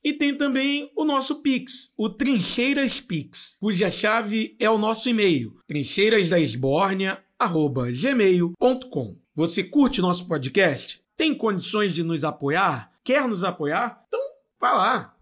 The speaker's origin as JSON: {"language": "Portuguese", "region": "Rio de Janeiro", "country": "Brazil", "said": "nós somos um, um podcast da Zona Oeste do Rio, de educadores da Zona Oeste, mais precisamente de Campo Grande"}